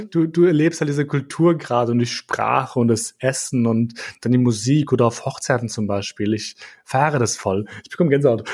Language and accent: German; Austria; werde ich belächelt als Österreicher